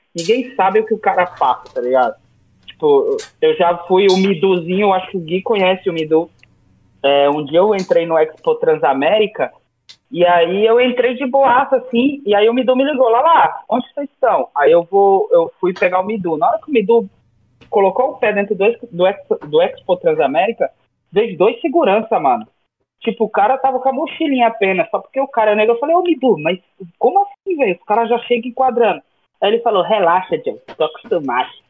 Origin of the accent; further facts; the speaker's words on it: Northeast Region, Brazil; moved away; eu sou do Nordeste